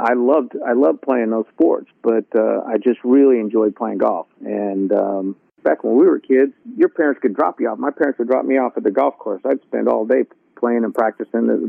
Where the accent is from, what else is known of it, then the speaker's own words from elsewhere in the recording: Las Vegas, Nevada, United States; I was born and raised in Las Vegas